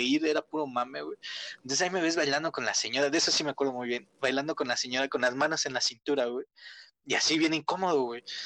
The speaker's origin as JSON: {"language": "Spanish", "town": "Tula", "region": "Hidalgo", "country": "Mexico", "said": "Aquí en mi pueblo"}